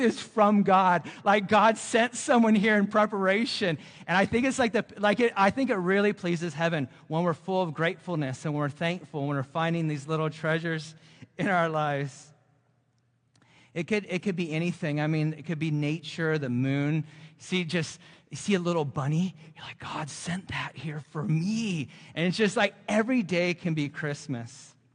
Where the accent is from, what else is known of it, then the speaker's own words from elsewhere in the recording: Central Coast of California, United States; moved away; also born or lived in Florida; I'm originally from the Central Coast of California, and we lived in Florida for fifteen years